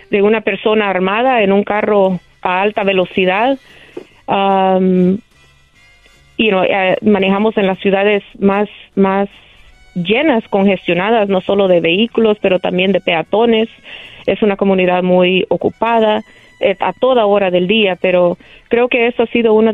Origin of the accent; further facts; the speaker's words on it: El Salvador; es como salvadoreño, es un orgullo representar no solo mi país, pero ser mujer latina en una ciudad tan grande.